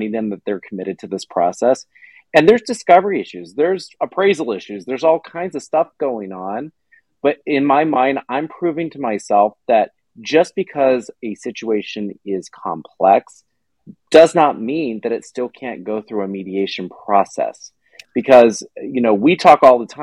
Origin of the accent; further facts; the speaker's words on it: Katy, Texas, United States; I grew up in Katy